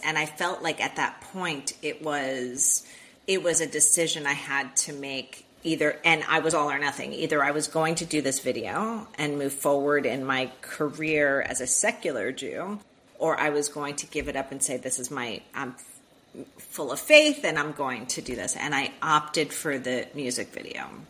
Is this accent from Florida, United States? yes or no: yes; Miami, Florida, United States; I was born and raised in Miami, Florida